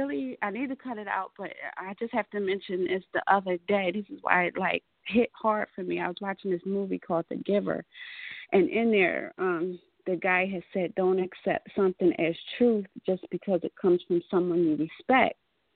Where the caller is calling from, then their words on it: Atlantic City, New Jersey, United States; I'm calling from Atlantic City, New Jersey, and I am a Sagittarius.